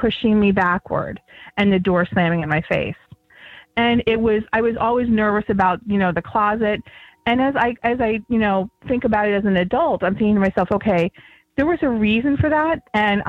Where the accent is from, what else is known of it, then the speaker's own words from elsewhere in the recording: Chemung, New York, United States; now in Harrisburg, United States; I was born in New York City, but they raised me right along the New York and Pennsylvania border. I lived in a tiny little town called Chemung, New York.